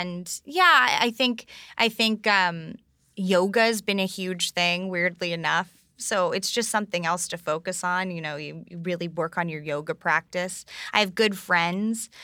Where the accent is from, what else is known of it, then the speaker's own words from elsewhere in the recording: New York, United States; growing up on the Upper East Side of New York